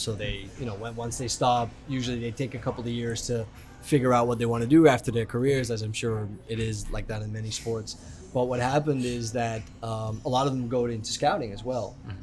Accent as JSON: {"language": "English", "country": "Aruba", "tie": "born or raised there", "also_born_or_lived": "Netherlands", "moved": "as an adult", "said": "Growing up in Aruba"}